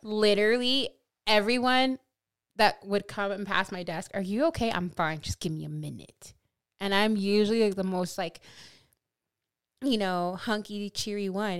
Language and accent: English; California, United States; I'm from California